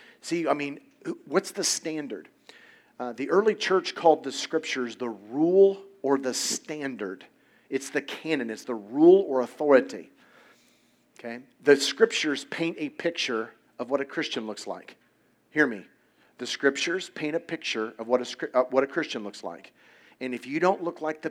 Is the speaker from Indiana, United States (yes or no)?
yes; Indiana, United States; I grew up in Indiana, it's a very, very conservative